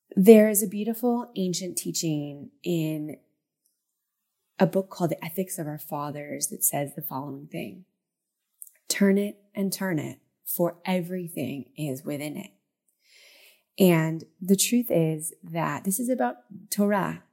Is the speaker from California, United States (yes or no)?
yes; Southern California, United States; moved away as an adult; also born or lived in central Israel; now in Israel; my hometown in Southern California